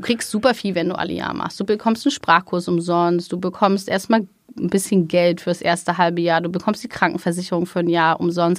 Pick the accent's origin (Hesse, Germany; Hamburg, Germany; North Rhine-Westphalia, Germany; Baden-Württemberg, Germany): Hamburg, Germany; moved away as an adult; also born or lived in Israel; ich komme aus Hamburg